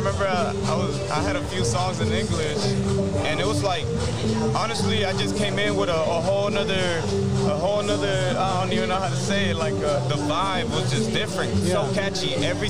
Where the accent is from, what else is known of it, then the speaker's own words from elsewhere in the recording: Houston, Texas, United States; also born or lived in Kingwood, Texas; So, I was raised in Southwest Houston.